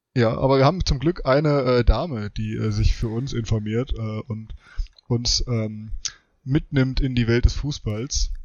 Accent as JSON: {"language": "German", "town": "Frankfurt", "region": "Hesse", "country": "Germany", "tie": "born or raised there", "said": "ich bin ja in Frankfurt äh, groß geworden."}